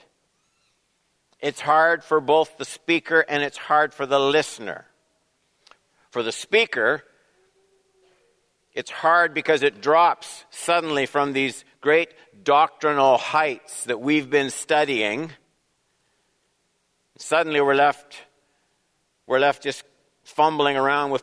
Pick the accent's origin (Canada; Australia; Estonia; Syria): Canada; as Canadian citizens, blessed with freedom, prosperity, independence